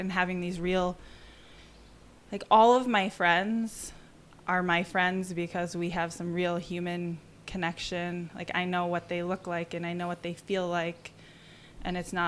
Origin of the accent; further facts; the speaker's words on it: southern Wisconsin, United States; moved away; also born or lived in Tucson, Arizona; I grew up in southern Wisconsin, and I moved to Tucson